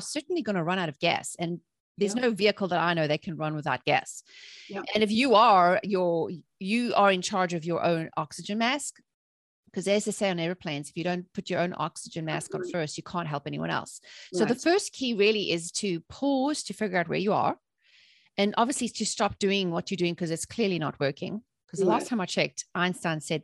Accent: South Africa; I grew up in South Africa during apartheid, when there was a lot of political instability.

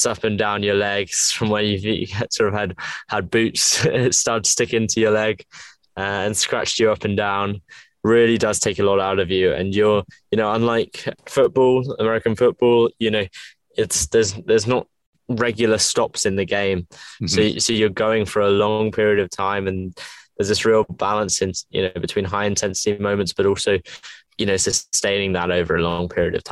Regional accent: England, United Kingdom; If you can tell by my accent, I'm from England. Grew up a rugby player in England.

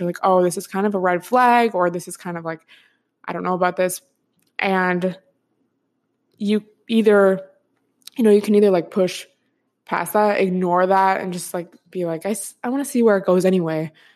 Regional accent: Washington, United States; moved away; I'm from Washington State, so I'm used to it raining a lot

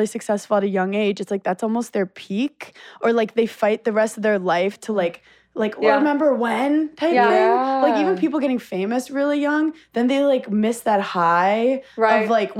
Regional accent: New York City, New York, United States; I'm from Brooklyn.

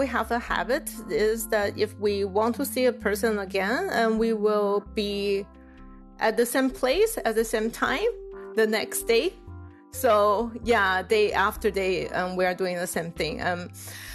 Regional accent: Taiwan; moved away as an adult; also born or lived in Illinois, United States; I was from Taiwan, and Taiwan is pretty monoculture, like everything is Chinese and we all look the same.

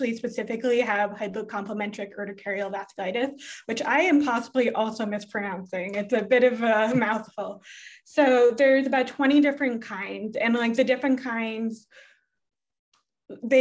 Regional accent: Massachusetts, United States; moved away as an adult; also born or lived in Winnipeg, Canada / Quebec, Canada; now in California, United States; I lived there 0 to 6, then in Massachusetts, 6 to 18

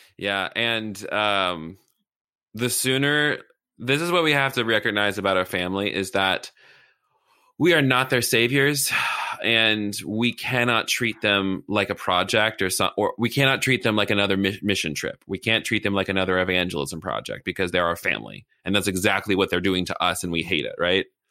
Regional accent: the South, United States; I'm from the South

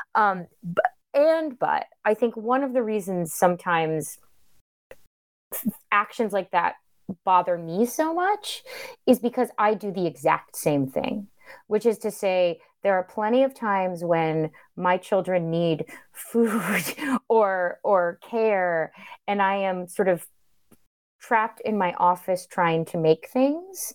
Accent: Florida, United States; I'm from Florida

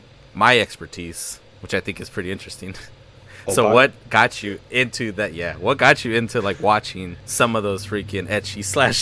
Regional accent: Southern California, United States; I grew up in Southern California. I'm still in SoCal.

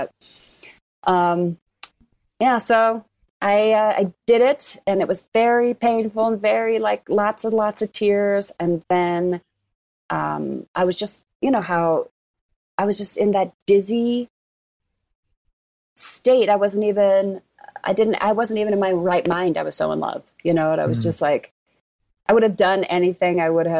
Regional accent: Castle Rock, Colorado, United States; Castle Rock, Colorado. Yeah. Flight from Castle Rock, Colorado for sure. It's really Castle Rock is a Republican enclave now.

